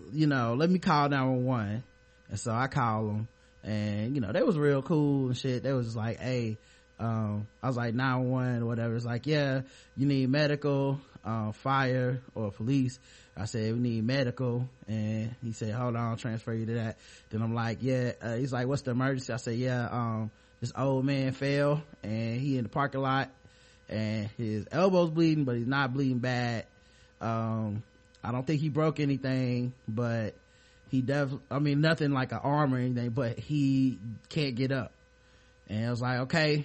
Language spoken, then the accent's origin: English; Charlotte, North Carolina, United States; born and raised here